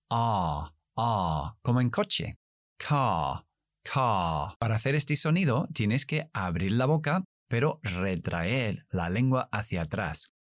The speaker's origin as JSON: {"language": "Spanish", "region": "South East England", "country": "United Kingdom", "tie": "born or raised there", "accent": "Standard British English", "first_language": "English", "second_language": "Spanish", "said": "Yo soy inglés, criado y nacido en Kent, en el sureste de Inglaterra. Por lo tanto, mi pronunciación es Standard British English, es decir, el inglés británico estándar, neutro."}